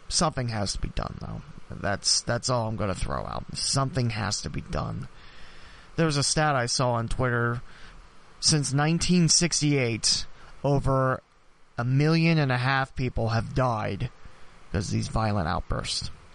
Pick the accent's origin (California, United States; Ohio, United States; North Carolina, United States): Ohio, United States; Dayton; It happened in my hometown. It happened where I've lived all my life